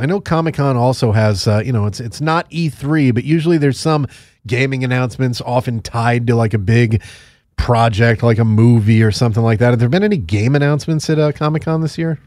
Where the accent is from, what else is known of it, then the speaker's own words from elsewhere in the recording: Northeast, United States; I grew up in the Northeast. I grew up in a place with a very high Jewish population